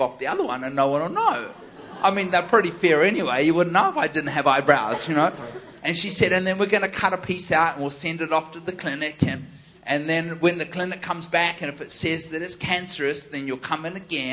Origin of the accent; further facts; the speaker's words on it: New Zealand; I'm from New Zealand